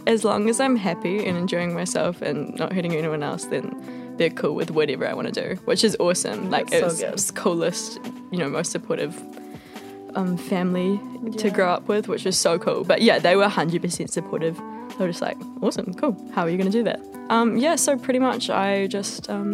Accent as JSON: {"language": "English", "region": "Hawke's Bay", "country": "New Zealand", "tie": "born or raised there", "moved": "as an adult", "lives_now": "Byron Bay, Australia", "said": "I'm from Hawke's Bay as well"}